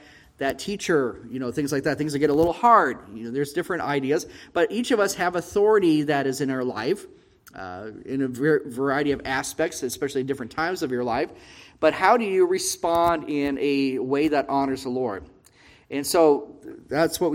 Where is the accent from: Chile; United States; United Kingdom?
United States; moved away as an adult; now in Israel; us as American expats